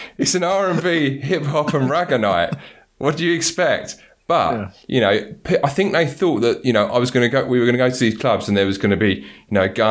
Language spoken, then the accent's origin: English; London, United Kingdom; I grew up in Southeast London